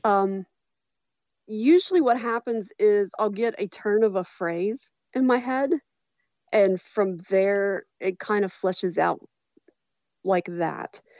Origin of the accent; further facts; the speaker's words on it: Walton, Kentucky, United States; moved away as an adult; now in Louisville, United States; I grew up in Walton